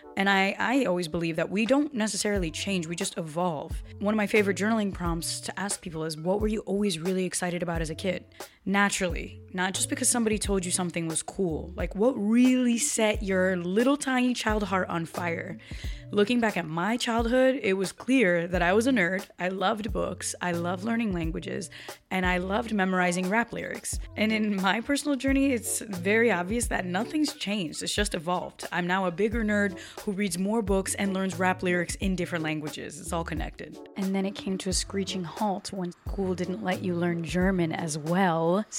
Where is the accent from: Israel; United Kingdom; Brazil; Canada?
Brazil; first language Portuguese; English is a second language; I grew up speaking Portuguese. I came with my reasons, right? Mm-hmm. And by the way, I learned English when I was 5 as well. So was born in Brazil speaking Portuguese, but I had to learn English.